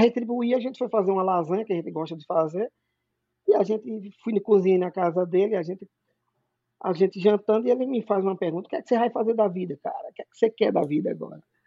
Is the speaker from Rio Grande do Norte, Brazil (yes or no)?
yes; Natal, Rio Grande do Norte, Brazil; moved away as an adult; now in Massachusetts, United States; eu sou nordestino, com muito orgulho, eu sou de Natal, no Rio Grande do Norte